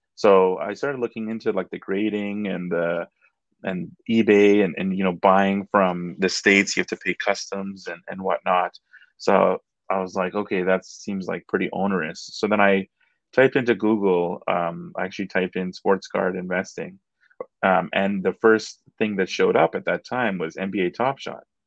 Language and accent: English; Edmonton, Alberta, Canada; a, guy I grew up with back in Edmonton